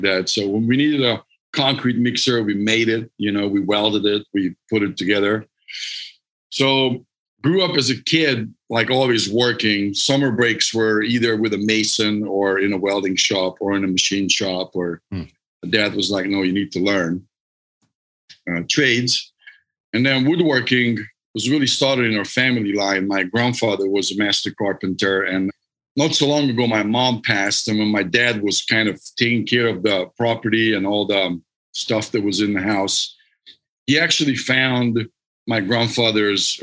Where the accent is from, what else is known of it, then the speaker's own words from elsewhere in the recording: Hungary; English is a second language; moved away as an adult; now in United States; I'm Hungarian, so I'm not from this country. I grew up in Hungary